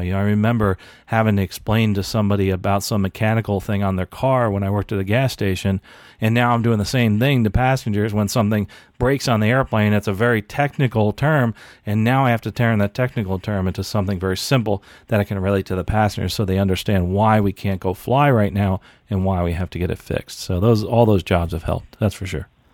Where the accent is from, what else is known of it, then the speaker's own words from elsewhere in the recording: United States; born and raised in the United States